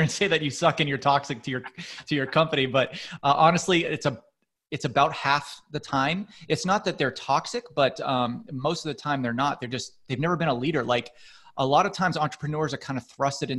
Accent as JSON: {"language": "English", "region": "Massachusetts", "country": "United States", "tie": "born or raised there", "also_born_or_lived": "Texas / California", "moved": "as an adult", "said": "I grew up in New England, Massachusetts to be exact"}